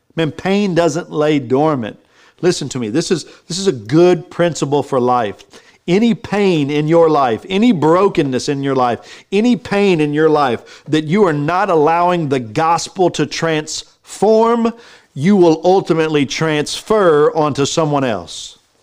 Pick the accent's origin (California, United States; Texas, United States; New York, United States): Texas, United States; I'm from Texas